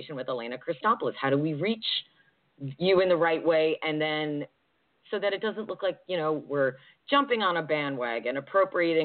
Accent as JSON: {"language": "English", "region": "New Jersey", "country": "United States", "also_born_or_lived": "Georgia", "moved": "yes", "lives_now": "Pacific Northwest, United States", "said": "I'm originally from New Jersey"}